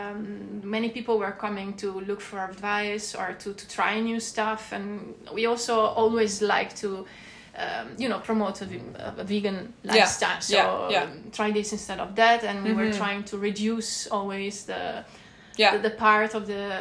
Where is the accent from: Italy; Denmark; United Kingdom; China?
Italy; Milan, Lombardy; moved away as an adult; also born or lived in Trentino, Italy; now in Netherlands; We are originally from Milan and surrounding